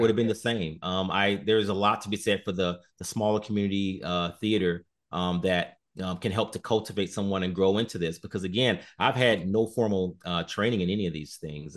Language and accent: English; Chicago, Illinois, United States; moved away as an adult; now in Sioux Falls, United States; I'm originally from Chicago